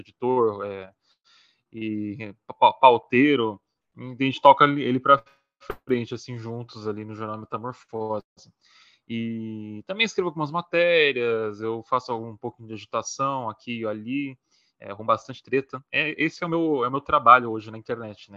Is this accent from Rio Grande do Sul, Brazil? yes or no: no; São Paulo, Brazil; sou de São Paulo, SP